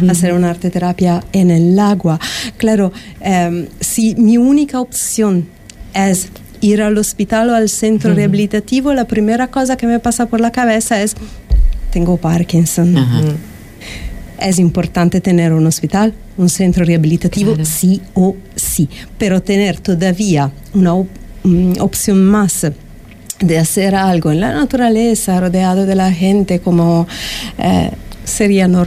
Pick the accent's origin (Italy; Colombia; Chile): Italy; Milan, Lombardy; Spanish is a second language; now in Fuerteventura, Spain; yo soy de Milán, de Italia, y mm, respecto al clima que hay en Italia, aquí en Fuerteventura hay realmente la posibilidad de vivir en sinergia